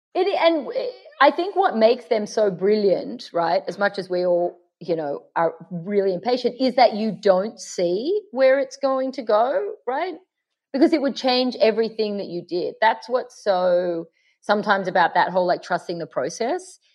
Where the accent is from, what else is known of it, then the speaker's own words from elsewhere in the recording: Sydney, New South Wales, Australia; accent: Aussie; now in Los Angeles, United States; you're in London and I'm in LA, but we're both from Sydney.